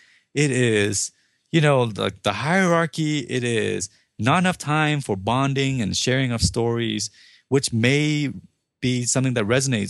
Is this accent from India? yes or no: no; Vietnam; now in United States; I'm not born here. I was not born in the U.S. I came over from Vietnam.